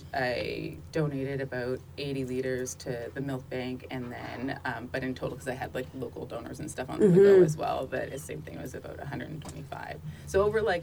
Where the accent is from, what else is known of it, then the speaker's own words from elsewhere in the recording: Shediac, New Brunswick, Canada; I'm from Shediac, the lobster Canada of the world.